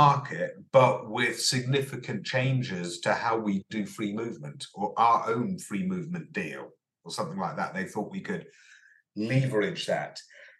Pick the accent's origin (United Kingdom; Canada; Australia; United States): United Kingdom; because we're British and we will negotiate a better model than anyone else could possibly negotiate